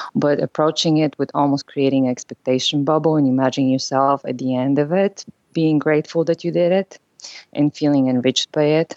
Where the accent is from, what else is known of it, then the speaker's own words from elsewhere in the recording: Bulgaria; English is a second language; now in San Francisco, United States; I'm originally from Bulgaria, so I know that my accent is something that people notice when I speak.